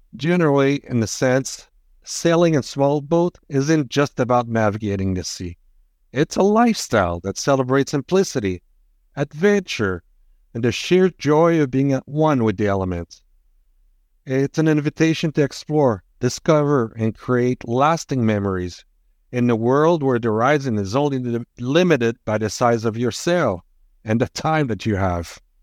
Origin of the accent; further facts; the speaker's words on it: Quebec, Canada; I'm from Quebec, not France